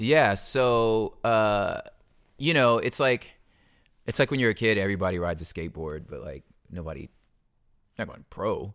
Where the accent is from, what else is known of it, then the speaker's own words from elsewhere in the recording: California, United States; I'm from California